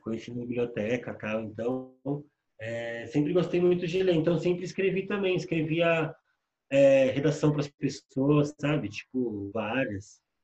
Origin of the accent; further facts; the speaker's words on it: São Paulo, Brazil; Sou morador da Coab 2, lá do leste aqui em Itaquera